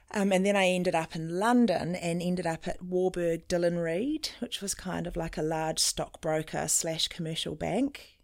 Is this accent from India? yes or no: no; New Zealand; also born or lived in South Africa; when I was three and my brother was one, um, my parents brought us to New Zealand on a ship